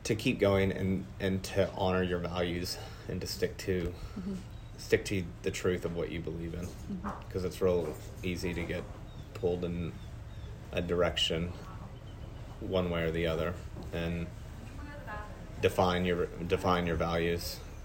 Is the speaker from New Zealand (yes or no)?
no; West Texas, United States; growing up in West Texas